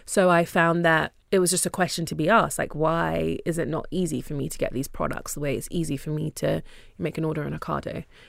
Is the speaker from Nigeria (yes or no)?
yes; Nigeria; now in United Kingdom; And of course, African, I'm Nigerian, so it was very helpful to start with something that you know.